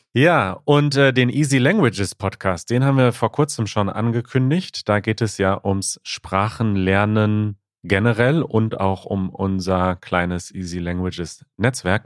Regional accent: Ukraine; German is a second language; ich komme aus der Ukraine

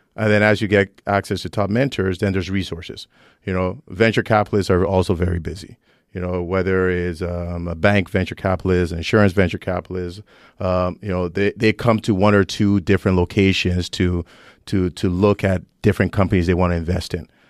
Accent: Toronto, Ontario, Canada; born or raised there; also born or lived in Nigeria / Vaughan, Ontario

